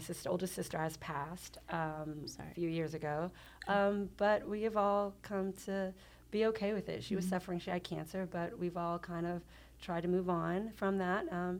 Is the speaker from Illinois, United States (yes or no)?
no; League City, Texas, United States; I am from here.